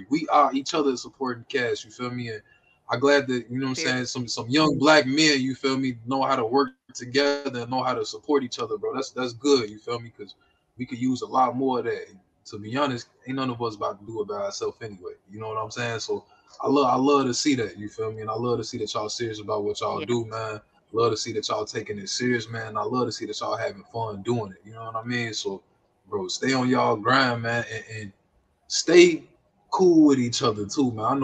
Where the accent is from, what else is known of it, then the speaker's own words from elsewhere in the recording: Alabama, United States; also born or lived in New York; I'm from New York. Grew up in Alabama.